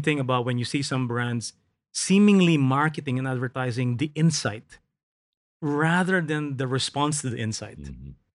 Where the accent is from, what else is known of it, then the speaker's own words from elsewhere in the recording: Philippines; I grew up in the Philippines